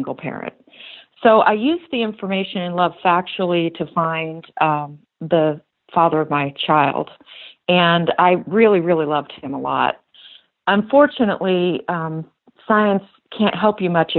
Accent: the South, United States; as we say in the South

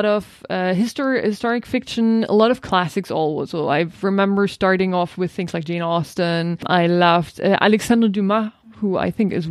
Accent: Germany; moved away as an adult; also born or lived in Netherlands / Manchester, United Kingdom / Zurich, Switzerland / Dubai; now in India; I'm German born and raised. I grew up in Germany, went to school there

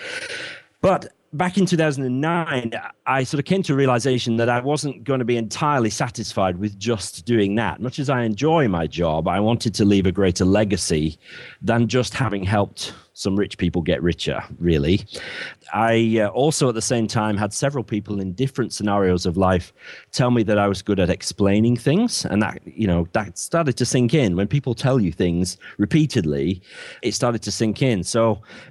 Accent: Bradford, Yorkshire and the Humber, United Kingdom; moved away as an adult; now in Cornwall, United Kingdom; I'm from Bradford in the north of England originally, but I now live in Cornwall, the very far southwest

